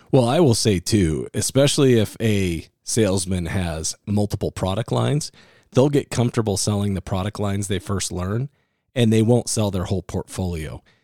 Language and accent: English; Iowa, United States; I'm from Iowa